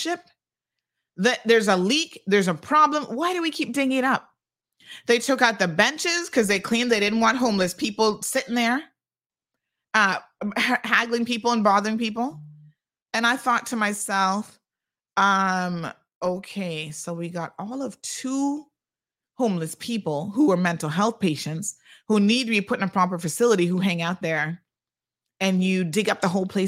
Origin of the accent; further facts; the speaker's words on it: United States; moved away; my uncle that I grew up with in the States